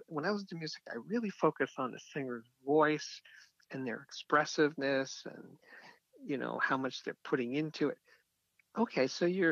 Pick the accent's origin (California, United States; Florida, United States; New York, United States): New York, United States; I'm from New York.